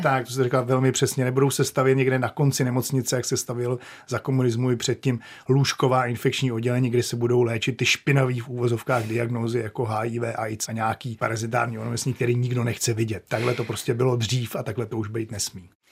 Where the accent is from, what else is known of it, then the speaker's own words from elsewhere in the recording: Czechia; moved away as an adult; also born or lived in Maine, United States; jsme jako Češi